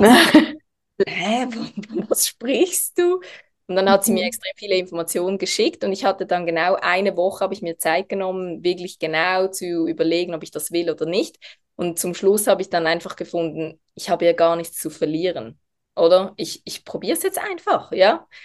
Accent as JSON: {"language": "German", "region": "Basel", "country": "Switzerland", "said": "ich bin aus der Schweiz, aus der Region Basel."}